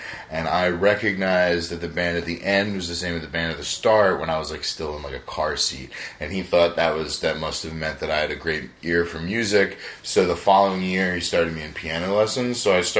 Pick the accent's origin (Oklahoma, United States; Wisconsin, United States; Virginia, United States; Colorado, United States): Virginia, United States; Herndon; moved away; I'm from Northern Virginia, from Herndon. Herndon, Virginia, it's about like 30, 45 minutes like southwest of D.C.